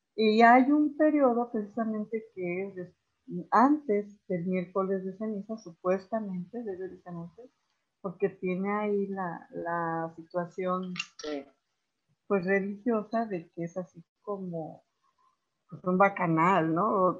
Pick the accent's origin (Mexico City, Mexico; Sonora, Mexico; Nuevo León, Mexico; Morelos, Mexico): Morelos, Mexico; Como morelense y como mexicana